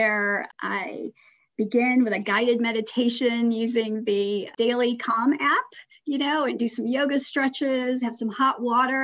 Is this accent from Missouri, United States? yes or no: yes; St. Louis, Missouri, United States; also born or lived in Iran; I was born in St. Louis, Missouri, and lived there for much of the early years. I did move to Iran for about